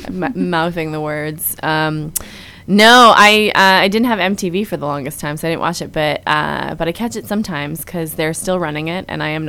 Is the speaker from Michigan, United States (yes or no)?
no; Minneapolis, Minnesota, United States; moved away; I'm originally from Minnesota, Minneapolis.